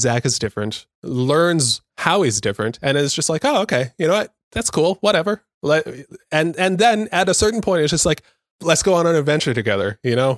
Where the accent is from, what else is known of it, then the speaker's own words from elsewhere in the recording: Southern California, United States; a born and raised in Southern California, uh, mindset